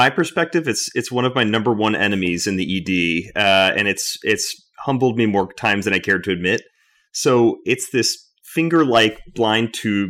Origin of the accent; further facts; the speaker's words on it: Houston, Texas, United States; now in Boston, United States; I'm from Texas originally, from Houston.